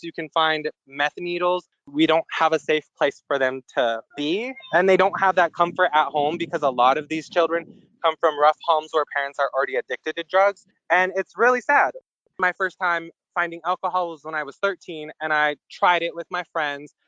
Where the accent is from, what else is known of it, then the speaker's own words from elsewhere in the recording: Wolf Point, Montana, United States; also born or lived in Billings, Montana / Flathead Reservation, Montana; In high school, I came back to my hometown and it's where I've been residing